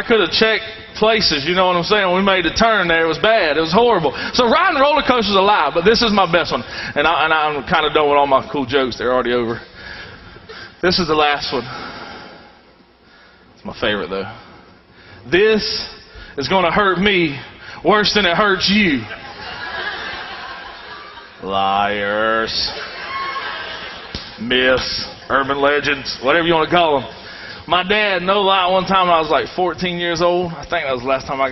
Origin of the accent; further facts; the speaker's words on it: the South, United States; I've been raised in the South all my life. If you can't tell from my northern accent